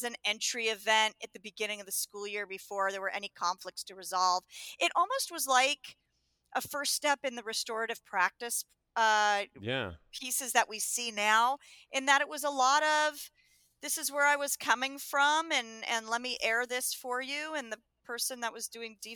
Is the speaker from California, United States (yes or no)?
yes; Los Angeles, California, United States; also born or lived in Connecticut; I grew up in Los Angeles